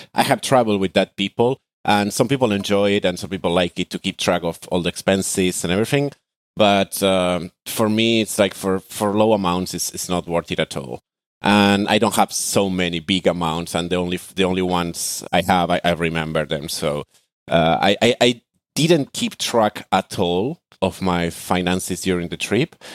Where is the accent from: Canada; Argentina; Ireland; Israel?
Argentina; moved away as an adult; now in Athens, Greece; I am from Argentina.